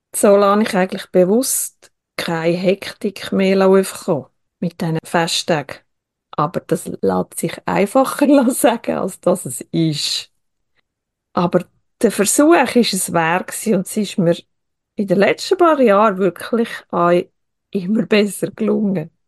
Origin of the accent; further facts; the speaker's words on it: Switzerland; bei uns in der Schweiz